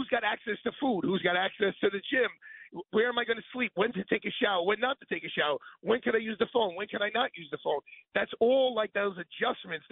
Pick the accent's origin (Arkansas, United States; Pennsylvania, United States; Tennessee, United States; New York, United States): New York, United States; New York City; I'm a New Yorker